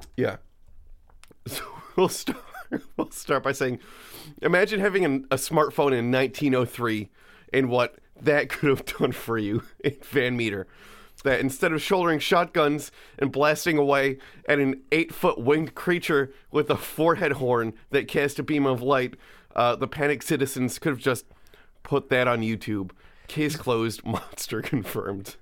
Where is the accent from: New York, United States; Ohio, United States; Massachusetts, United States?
New York, United States; I'm from here. The whole time I've always been here.